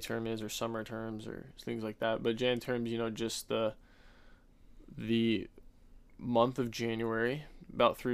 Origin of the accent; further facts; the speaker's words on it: Eagle, Idaho, United States; moved away as an adult; also born or lived in Sacramento, California; now in Spokane, United States; I'm from Eagle, Idaho